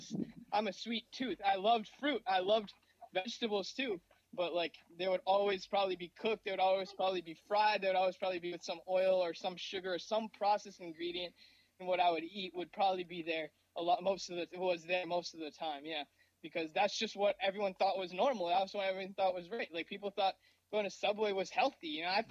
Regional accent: Mumbai, Maharashtra, India; born there; Growing up, I come from a Indian background. I was born in Mumbai

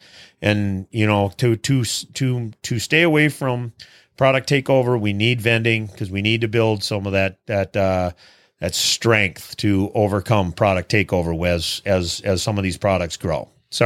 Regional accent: Minnesota, United States; I'm from Minnesota.

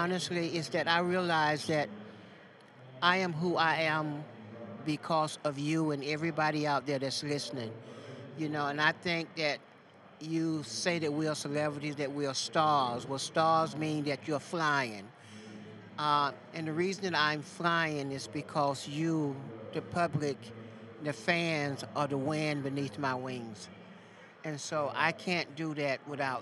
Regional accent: the South, United States; I'm from the South

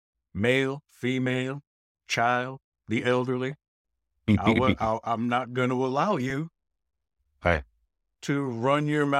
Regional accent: New York, United States; Born and raised in New York

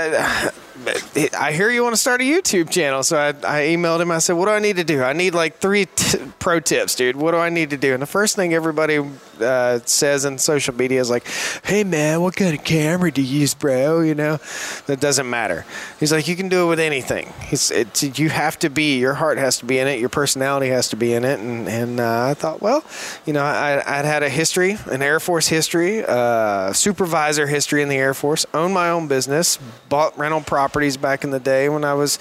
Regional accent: Martinsville, Virginia, United States; I grew up in small town Virginia, a little town called Martinsville, Virginia

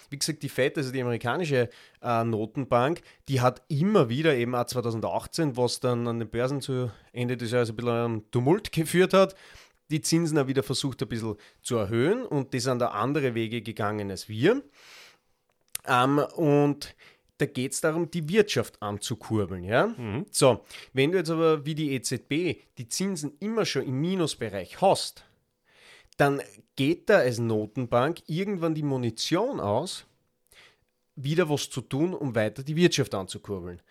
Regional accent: Graz, Styria, Austria; bei uns in Graz

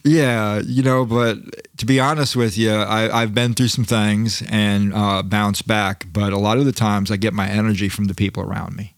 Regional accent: Florida, United States; I'm from Florida

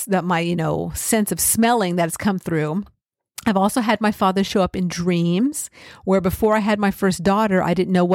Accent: California, United States; I grew up in California.

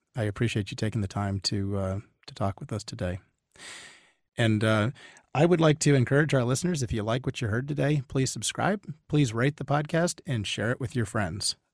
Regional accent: Northern Virginia, United States; now in Austin, United States; I'm originally from Northern Virginia

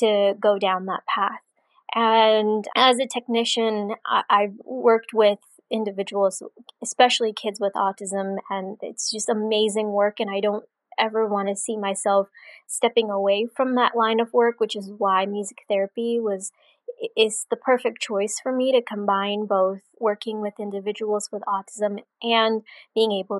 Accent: Rockville, Maryland, United States; I'm from Rockville, Maryland

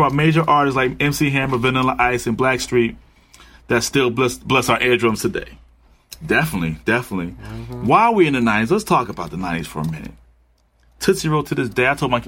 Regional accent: Connecticut, United States; moved away; also born or lived in Atlanta, Georgia; I'm from Connecticut.

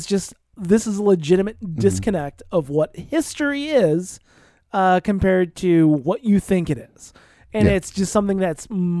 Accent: Iowa, United States; maybe it's because I grew up in Iowa in the 90s.

